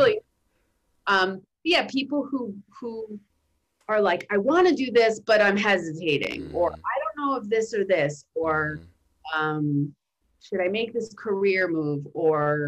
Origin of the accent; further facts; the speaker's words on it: New York City, New York, United States; I'm from Brooklyn